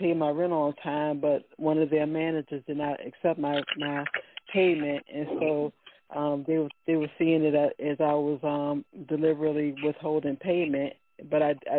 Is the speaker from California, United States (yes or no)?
no; Virginia, United States; Let's start with a V, like in Virginia, and I am from Virginia.